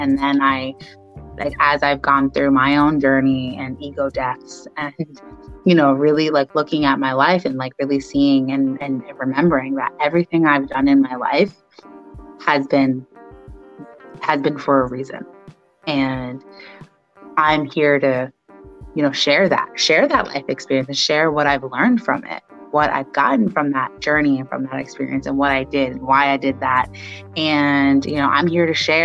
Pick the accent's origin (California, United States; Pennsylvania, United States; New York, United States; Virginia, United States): New York, United States; also born or lived in Long Island; I grew up in New York, Brooklyn, and Long Island